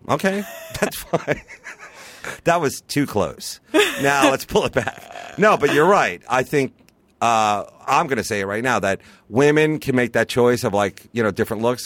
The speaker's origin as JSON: {"language": "English", "area": "Long Island", "region": "New York", "country": "United States", "tie": "born or raised there", "said": "I grew up on Long Island."}